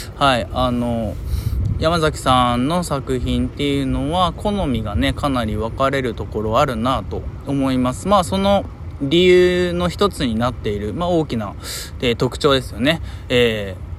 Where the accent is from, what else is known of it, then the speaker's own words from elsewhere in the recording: Hiroshima, Japan; 僕の地元、広島